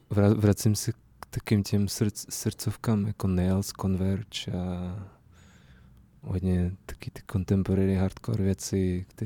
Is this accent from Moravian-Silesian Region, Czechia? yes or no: no; Prague, Czechia; já jsem vyrůstal na sedmičce na Miladě, na skvotu